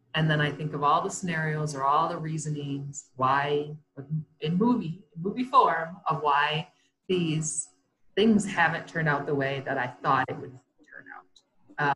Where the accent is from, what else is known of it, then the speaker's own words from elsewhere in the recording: Comstock Park, Michigan, United States; moved away as an adult; also born or lived in Sparta, Michigan; now in Colorado Springs, United States; I grew up in Comstock Park, Michigan